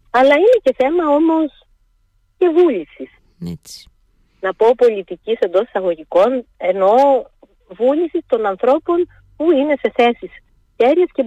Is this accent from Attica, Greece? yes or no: no; Heraklion, Crete, Greece; Όταν είχα στο Ηράκλειο